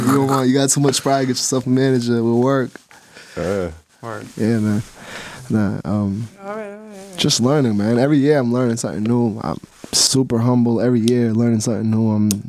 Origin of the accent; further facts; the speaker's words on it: Lynn, Massachusetts, United States; It was a typical, you know, we're from Ling, Mass. I'm from Ling, Mass. Like, typical.